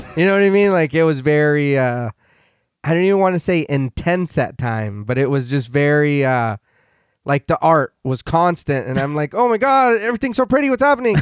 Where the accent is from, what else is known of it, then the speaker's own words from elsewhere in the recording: United States; I'm here stateside. I'm American.